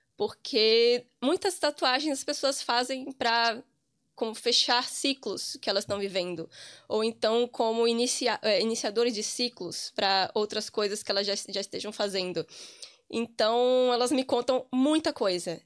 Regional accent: Amargosa, Bahia, Brazil; moved away as an adult; also born or lived in Cachoeira, Bahia / Santo Antônio de Jesus, Bahia; now in Ireland; eu sou de uma cidade muito pequena do interior da Bahia, chamada Amargosa

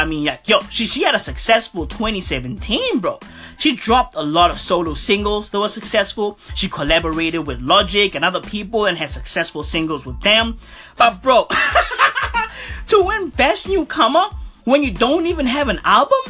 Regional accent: South Africa; I'm from South Africa. So, you know, I'm super proud to be from SA right now

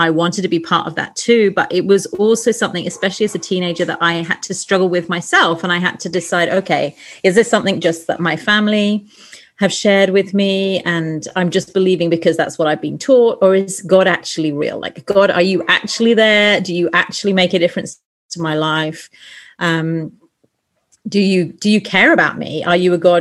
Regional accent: England, United Kingdom; moved away as an adult; also born or lived in Sheffield; now in Lima, Peru; I'm a Brit, so I grew up in England

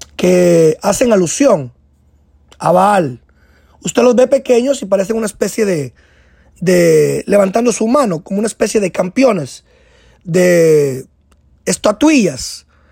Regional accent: Guatemala; moved away as an adult; now in United States; añoraba regresar a mi tierra Guatemala

